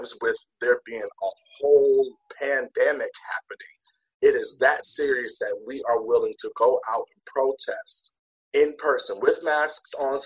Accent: Detroit, Michigan, United States; moved away as an adult; now in Irvine, United States; I was in Detroit, of course, that's where I'm from

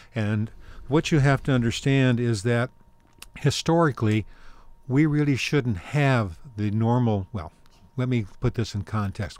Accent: Inglewood, California, United States; now in Orange County, United States; I'm a native Southern Californian, and my wife is, too

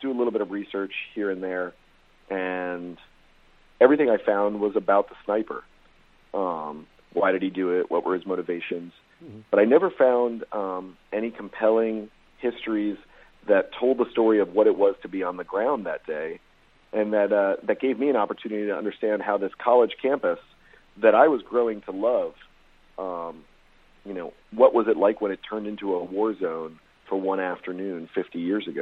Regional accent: Texas, United States; I grew up in Texas

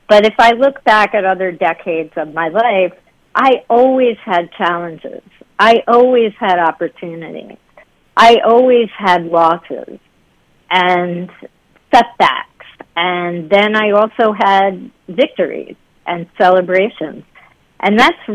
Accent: Dobbs Ferry, New York, United States; also born or lived in Queens, New York City; I grew up in Dobbs Ferry, which is a suburb of New York City.

